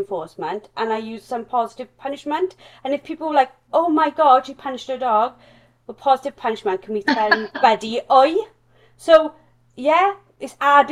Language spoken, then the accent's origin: English; Wales, United Kingdom; accent: strong Welsh; my strong Welsh accent